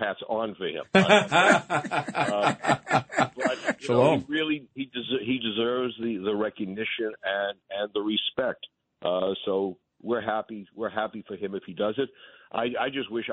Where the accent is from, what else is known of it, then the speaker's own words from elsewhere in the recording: Boston, Massachusetts, United States; now in New York, United States; I'm from Boston. I came to New York.